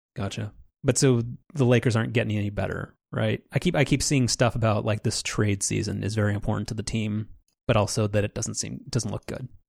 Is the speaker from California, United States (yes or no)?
yes; Southern California, United States; when we both grew up in Orange County or in Southern California